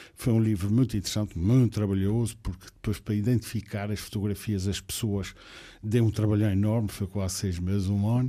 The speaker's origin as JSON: {"language": "Portuguese", "town": "Ponta Delgada", "region": "Azores", "country": "Portugal", "tie": "born or raised there", "also_born_or_lived": "Porto / Coimbra", "moved": "as an adult", "said": "Nasci, nasci aqui em São Miguel, mais propriamente na freguesia de Santa Clara"}